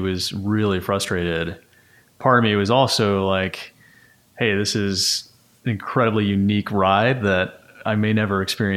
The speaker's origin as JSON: {"language": "English", "town": "New York City", "region": "New York", "country": "United States", "tie": "born or raised there", "said": "I grew up in Bayside, Queens"}